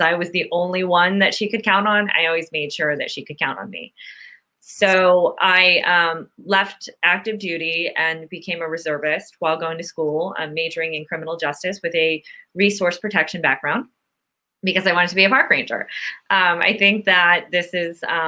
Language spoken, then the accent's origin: English; Youngstown, Ohio, United States; moved away; I grew up in Youngstown, Ohio